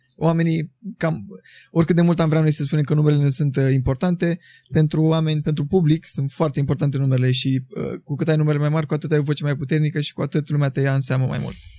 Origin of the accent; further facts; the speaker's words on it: Buzău, Buzău County, Romania; moved away as an adult; now in Bucharest, Romania; eu sunt din Buzău